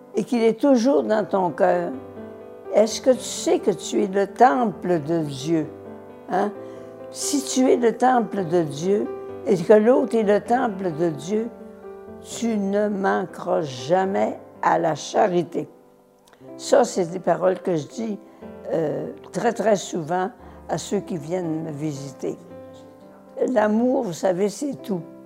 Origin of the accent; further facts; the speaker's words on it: Laterrière, Quebec, Canada; je suis né à la Terrière, près de Chicoutimi. C'est un petit village de rien